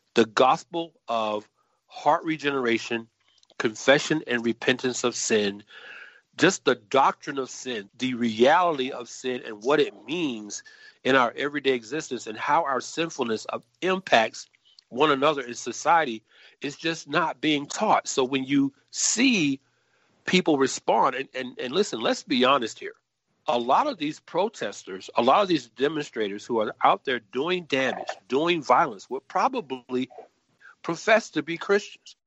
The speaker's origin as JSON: {"language": "English", "town": "Atlanta", "region": "Georgia", "country": "United States", "tie": "born or raised there", "said": "I'm originally from Atlanta, Georgia, native of Atlanta, born and raised in some of the most dangerous inner city housing projects on the west side of that city"}